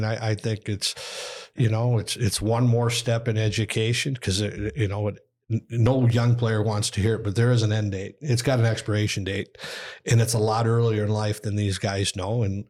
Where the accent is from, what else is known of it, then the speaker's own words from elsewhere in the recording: Austin, Minnesota, United States; Like, I'm from Austin, Minnesota.